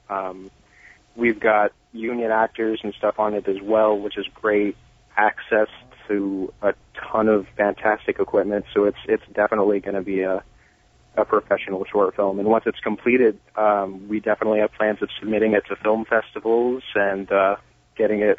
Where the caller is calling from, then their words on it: Seattle, Washington, United States; Seattle, Washington.